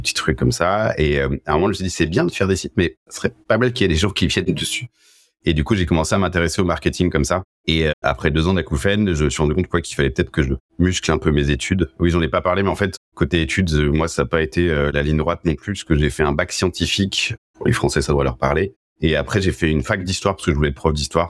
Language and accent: French; Angers, Pays de la Loire, France; now in Paris, France; je viens d'Angers à la base, charmante ville de l'ouest de la France